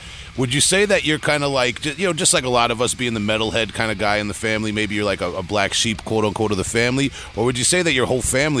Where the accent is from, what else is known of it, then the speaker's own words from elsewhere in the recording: New York, United States; I'm from New York. I can't recognize anybody's accent.